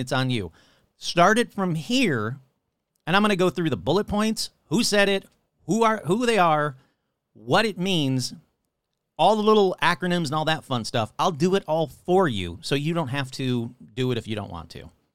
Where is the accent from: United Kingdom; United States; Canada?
United States; Michigan; now in Colorado, United States; my home state of Michigan